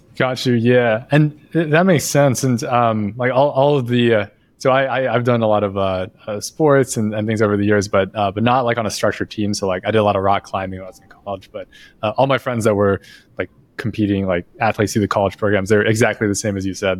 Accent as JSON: {"language": "English", "country": "United States", "said": "as an American."}